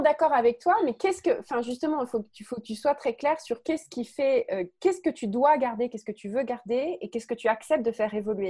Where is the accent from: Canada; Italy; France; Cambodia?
France; je suis française.